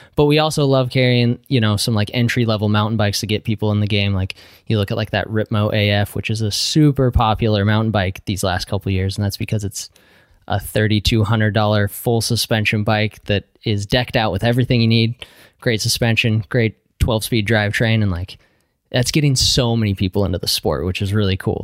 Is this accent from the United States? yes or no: yes; Utah, United States; now in Pacific Northwest, United States; I grew up in Utah